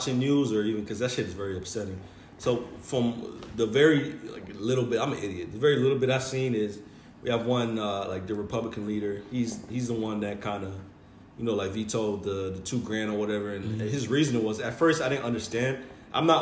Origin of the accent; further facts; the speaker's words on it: United States; we're all American